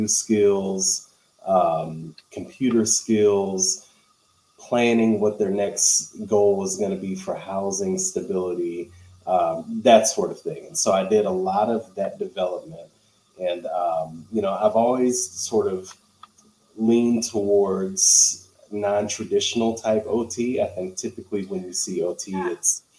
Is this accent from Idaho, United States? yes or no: no; St. Louis, Missouri, United States; I am here in St. Louis, Missouri. I was born and raised here in St. Louis